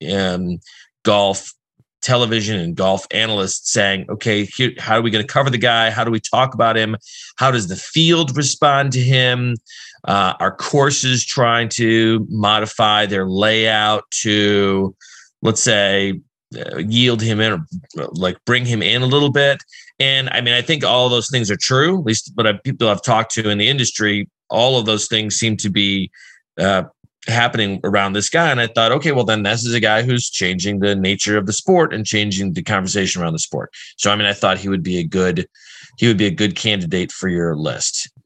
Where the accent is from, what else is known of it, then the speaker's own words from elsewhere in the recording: Chicago, Illinois, United States; I'm from Chicago